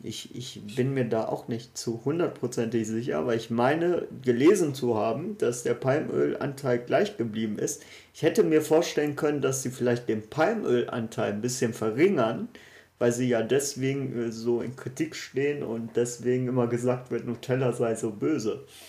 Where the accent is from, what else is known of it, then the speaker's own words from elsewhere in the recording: Ruhr area, North Rhine-Westphalia, Germany; wie man bei uns im Pott sagt